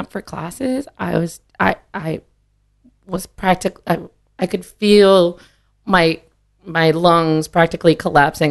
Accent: Green Bay, Wisconsin, United States; moved away as an adult; also born or lived in Mexico, Missouri; I was born in Missouri, but then we moved back to Wisconsin when I was in uh, kindergarten

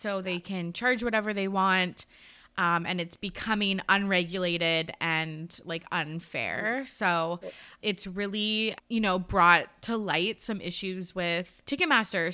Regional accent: Canada; we're Canadian

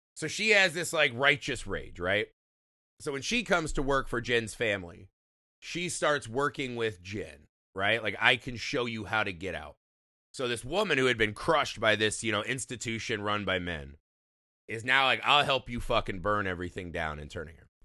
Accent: United States; we as an American audience

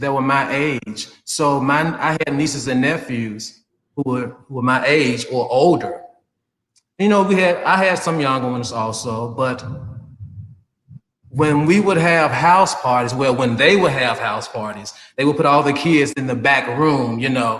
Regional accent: Memphis, Tennessee, United States; now in Sarasota, United States; born and raised in Memphis, Tennessee

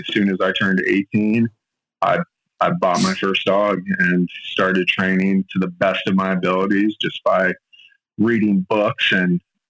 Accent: Yokosuka, Kanagawa, Japan; born there; also born or lived in Europe / Middle East; I was born in Yokosuka, Japan, on a military base. Both my parents were in the army. I grew up all around the world, kind of a potted plant.

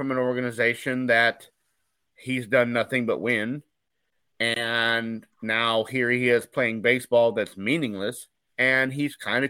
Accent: Michigan, United States; I was born in Michigan

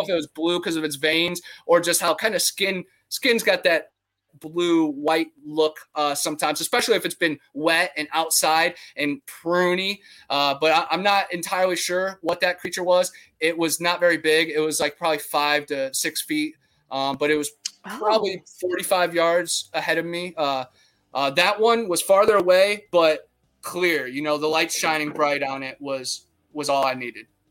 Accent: Brunswick, Ohio, United States; I grew up in Ohio, where we had the Ohio Grassman

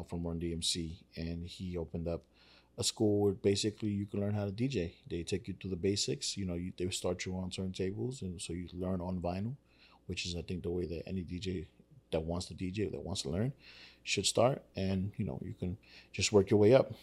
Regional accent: New York City, New York, United States; I grew up in Spanish Harlem.

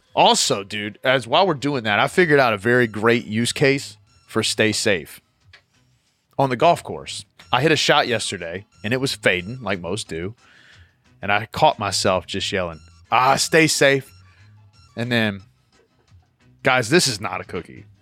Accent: Virginia, United States; I grew up in Virginia

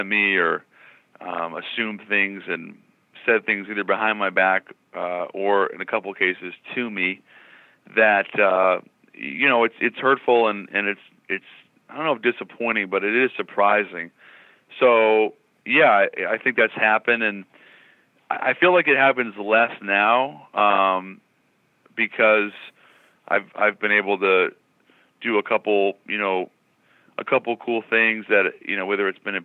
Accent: Seattle, Washington, United States; growing up in Seattle, it's a very small town

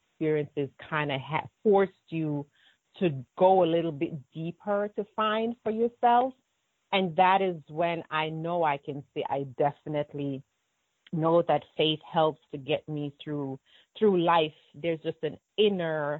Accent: Maidstone, Manchester Parish, Jamaica; also born or lived in Spanish Town, Jamaica; raised in Maidstone, Manchester

